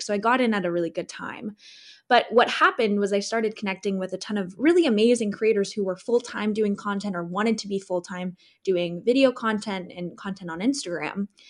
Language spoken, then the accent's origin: English; Southern California, United States; moved away as an adult; also born or lived in Chicago / Seattle; I'm born and raised in Southern California